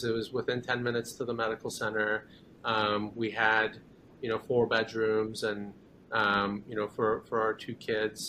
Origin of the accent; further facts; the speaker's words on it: Katy, Texas, United States; also born or lived in Iran / San Antonio; we immigrated here when I was 10 years old to the Katy area. And I've pretty much lived here my whole life.